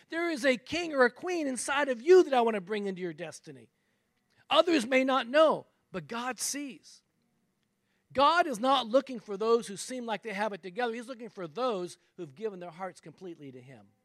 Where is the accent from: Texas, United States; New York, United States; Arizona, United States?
Texas, United States; I'm a Texan, right? I'm in Texas